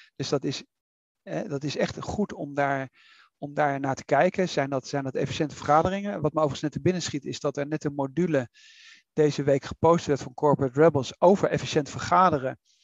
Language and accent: Dutch; Netherlands; wij als Nederlanders